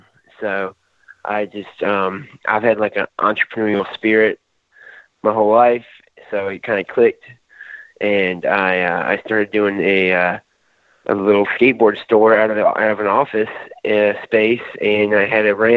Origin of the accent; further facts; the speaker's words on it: Aiken, South Carolina, United States; I'm from Aiken, South Carolina